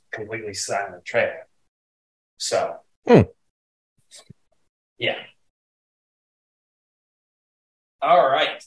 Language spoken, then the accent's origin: English; Cincinnati, Ohio, United States; I'm over here from Cincinnati, Ohio